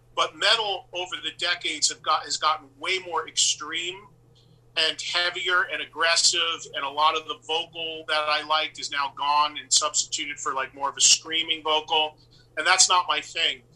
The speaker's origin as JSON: {"language": "English", "town": "West Orange", "region": "New Jersey", "country": "United States", "tie": "born or raised there", "said": "a few towns over from where I grew up in West Orange, New Jersey"}